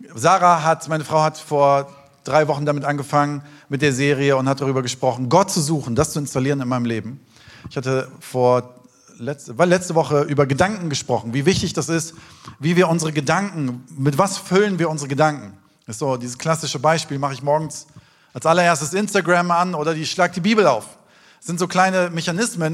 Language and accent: German; Taunus, near Frankfurt, Hesse, Germany; Ich bin im Taunus aufgewachsen, in der Nähe von Frankfurt, in den schönen Wäldern.